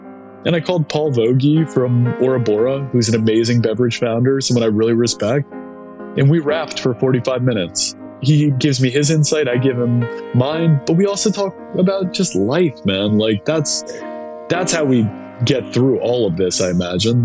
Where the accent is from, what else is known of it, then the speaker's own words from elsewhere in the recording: New York City, New York, United States; I was born in New York City, downtown, right by Washington Square